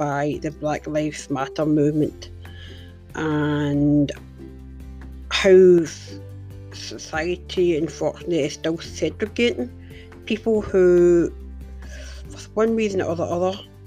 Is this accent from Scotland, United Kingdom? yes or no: yes; Glasgow, Scotland, United Kingdom; my hometown of Glasgow